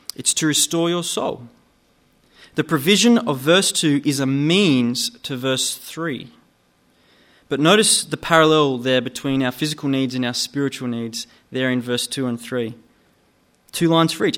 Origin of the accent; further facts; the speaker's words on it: Gunnedah, New South Wales, Australia; now in Newcastle, Australia; I grew up in Gunnedah, out west, about four and a half hours northwest from here